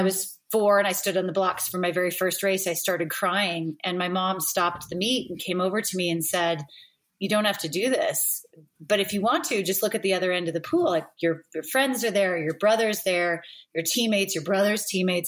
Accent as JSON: {"language": "English", "town": "Roseville", "region": "California", "country": "United States", "tie": "born or raised there", "said": "I grew up in Northern California, so just outside of Sacramento, in what used to be a small town of Roseville, California."}